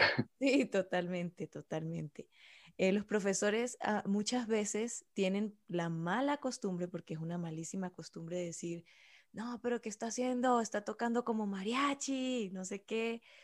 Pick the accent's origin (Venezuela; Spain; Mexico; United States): Venezuela; yo soy venezolana